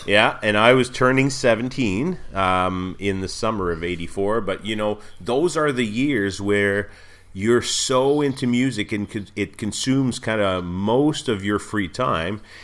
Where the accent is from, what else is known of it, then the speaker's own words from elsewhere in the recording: Montreal, Quebec, Canada; I grew up in Montreal, but we spent most of our, all of our summers in, just across the border in the U S